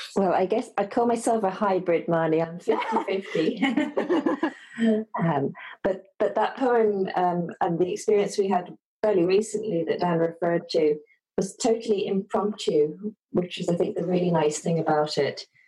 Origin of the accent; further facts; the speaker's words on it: London, United Kingdom; moved away as an adult; also born or lived in Dublin / west of Ireland; now in Ireland; I'm from London originally.